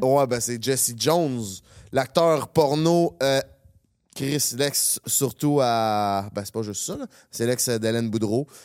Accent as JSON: {"language": "French", "town": "Quebec City", "region": "Quebec", "country": "Canada", "moved": "yes", "lives_now": "Montreal, Canada", "said": "on vient de Québec"}